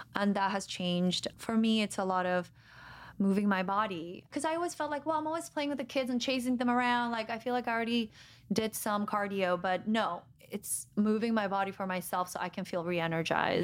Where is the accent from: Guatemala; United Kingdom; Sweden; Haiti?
Guatemala; moved away; I'm from Guatemala